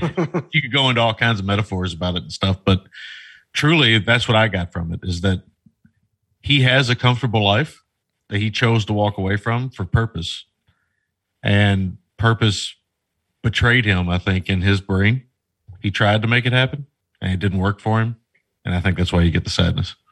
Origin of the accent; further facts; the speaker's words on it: United States; as an American